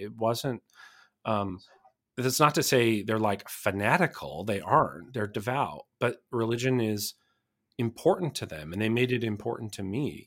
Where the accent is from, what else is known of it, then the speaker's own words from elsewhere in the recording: Blanding, Utah, United States; moved away; I grew up in a small rural town, uh, called Blanding, Utah